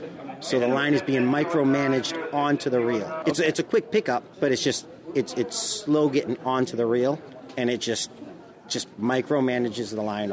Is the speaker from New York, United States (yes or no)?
no; Boston, Massachusetts, United States; I am from Massachusetts, Mission Hill and High Park. I'm an inner city kid.